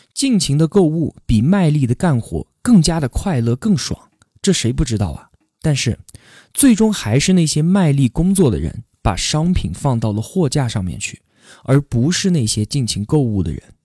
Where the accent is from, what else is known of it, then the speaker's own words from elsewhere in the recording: China; 我们中国人